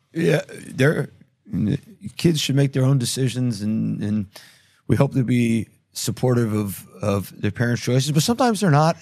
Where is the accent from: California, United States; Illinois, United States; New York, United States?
New York, United States; now in Israel; I grew up in New York in Manhattan